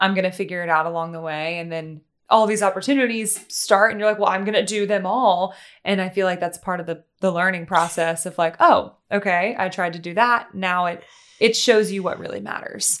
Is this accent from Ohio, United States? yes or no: no; Louisiana, United States; moved away; also born or lived in Tennessee; I grew up in Louisiana and then I moved to Tennessee